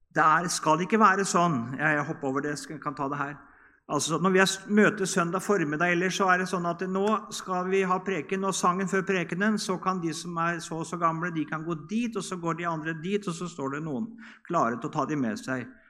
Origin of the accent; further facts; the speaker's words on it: Norway; Hjemme på Bedresund, når vi var små, så var det søndagsskole klokka ti